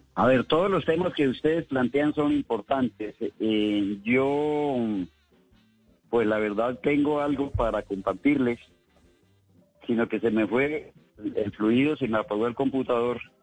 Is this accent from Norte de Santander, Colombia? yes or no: no; Ubalá, Cundinamarca, Colombia; mi pueblo de San Pedro de Jagua